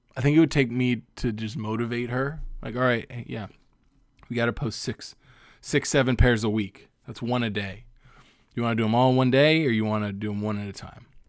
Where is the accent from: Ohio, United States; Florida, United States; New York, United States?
Florida, United States; Cape Coral; now in Los Angeles, United States; in Cape Coral, my hometown